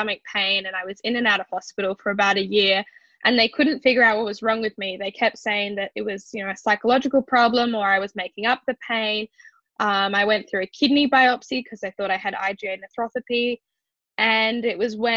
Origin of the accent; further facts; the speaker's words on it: Sydney, New South Wales, Australia; I'm 19 and I'm from Sydney, Australia.